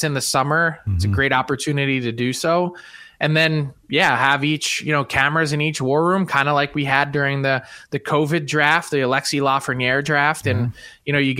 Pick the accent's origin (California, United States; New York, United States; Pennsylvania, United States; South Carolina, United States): Pennsylvania, United States; Philadelphia; I was actually at those games in Philly as a kid